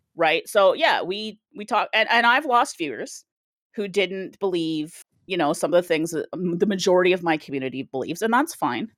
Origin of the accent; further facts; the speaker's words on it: Canada; I am Canadian